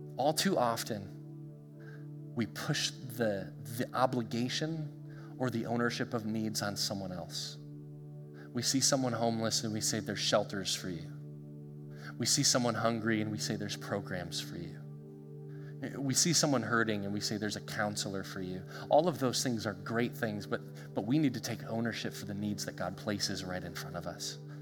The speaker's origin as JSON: {"language": "English", "country": "United States", "said": "we as the American church"}